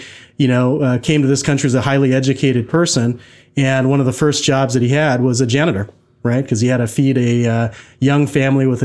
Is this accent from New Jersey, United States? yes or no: no; Tacoma, Washington, United States; moved away as an adult; also born or lived in Boston; now in Seattle, United States; I was born shortly thereafter in November. And I've grown up, for the most part, in the Tacoma area.